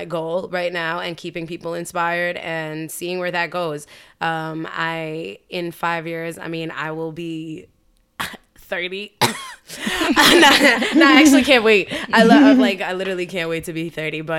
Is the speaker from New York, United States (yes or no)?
yes; New York, United States; as a New Yorker